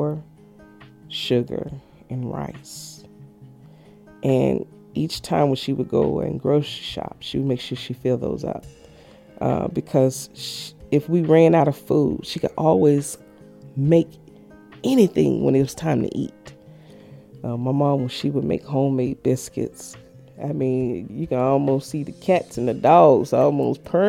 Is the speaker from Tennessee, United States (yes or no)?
yes; Memphis, Tennessee, United States; now in Tacoma, United States; Originally, I'm from Memphis, Tennessee